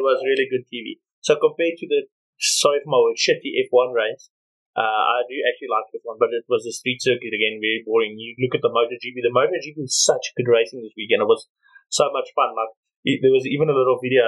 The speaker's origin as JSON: {"language": "English", "country": "South Africa", "said": "as South African fans"}